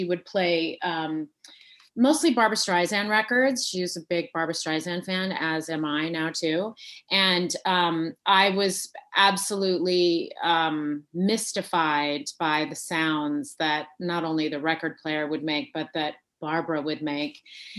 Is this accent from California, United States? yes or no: yes; Fresno, California, United States; I was born and raised in Fresno, California, which is right smack dab in the middle of California.